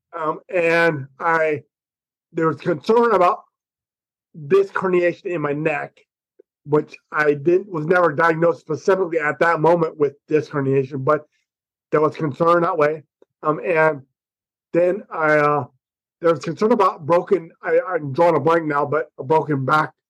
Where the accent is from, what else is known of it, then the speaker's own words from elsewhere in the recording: United States; I'm an American